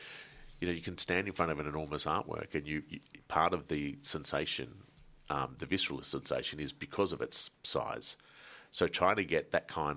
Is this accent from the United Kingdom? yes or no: no; Melbourne, Victoria, Australia; growing up in Melbourne